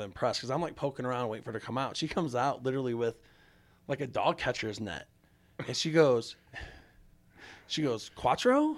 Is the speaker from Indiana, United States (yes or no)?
no; St. Louis, Missouri, United States; I grew up in South Saint Louis